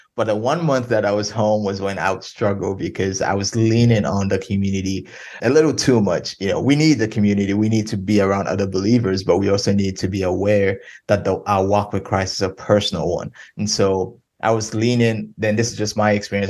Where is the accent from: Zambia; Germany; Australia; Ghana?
Ghana; moved away as an adult; now in Denton, United States; I'm originally from Ghana, West Africa. I was born and raised there from from when I was born till 18.